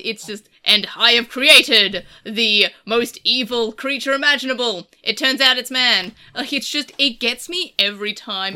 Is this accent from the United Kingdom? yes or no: no; Australia; I'm Australian. No one expects me to speak English fluently, despite it's the language that we speak here